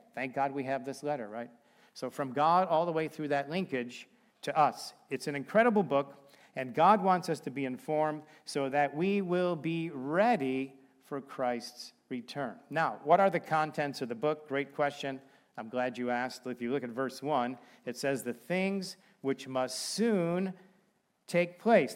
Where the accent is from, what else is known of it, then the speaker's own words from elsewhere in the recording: Chicago, Illinois, United States; now in Bremen, United States; we're from Chicago, so we've got some pretty warm clothes